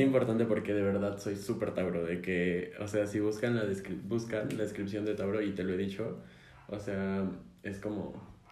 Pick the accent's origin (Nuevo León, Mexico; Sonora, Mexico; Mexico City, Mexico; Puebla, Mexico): Mexico City, Mexico; somos chilangos nacidos y, y criados, nacidos y criados en la Ciudad de México